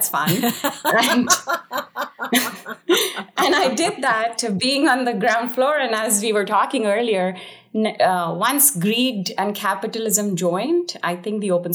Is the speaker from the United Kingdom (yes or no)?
no; India; I was born in India